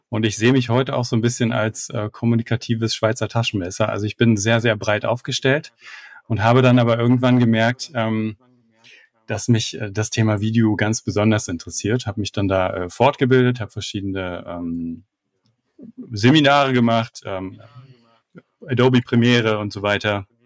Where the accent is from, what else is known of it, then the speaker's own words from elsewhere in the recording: Frankfurt am Main, Hesse, Germany; Ich komme aus Frankfurt am Main